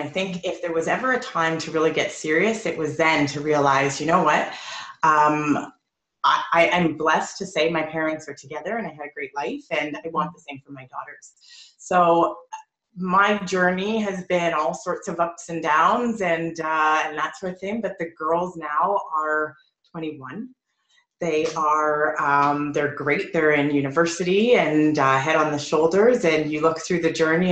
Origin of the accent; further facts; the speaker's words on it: Edmonton, Alberta, Canada; now in Toronto, Canada; I was born in Toronto. I stayed here for about 5 years, and then we moved to Edmonton